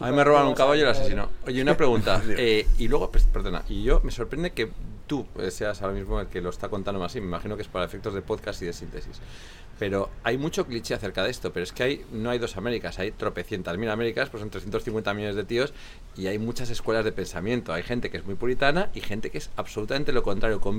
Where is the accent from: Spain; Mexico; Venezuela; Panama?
Spain; Soy muy español.